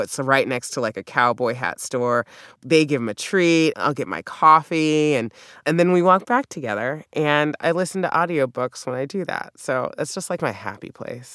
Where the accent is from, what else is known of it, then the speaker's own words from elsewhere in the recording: the South, United States; accent: southern; I'm from the South, so I have what we call a pen, pin substitution.